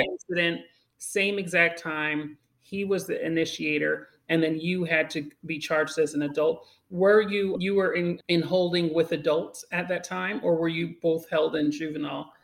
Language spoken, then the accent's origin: English; Great Neck, New York, United States; also born or lived in Uniondale, New York; now in Harlem, New York City, United States; I was born in North Shore Hospital. Okay. Uh, grew up in Great Neck